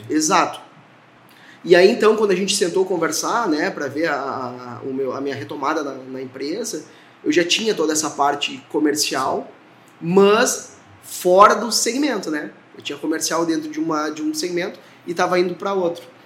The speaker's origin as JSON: {"language": "Portuguese", "town": "Horizontina", "region": "Rio Grande do Sul", "country": "Brazil", "tie": "born or raised there", "also_born_or_lived": "Mato Grosso", "said": "eu sou natural de Horizontina"}